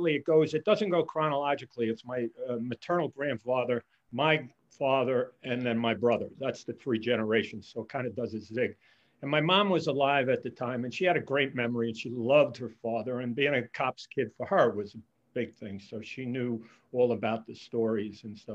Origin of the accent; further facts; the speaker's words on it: Pearl River, New York, United States; also born or lived in Bronx, New York; I grew up in Pearl River, New York